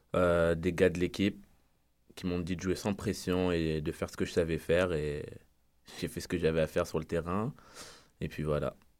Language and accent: French; France; moved away as an adult; je viens de France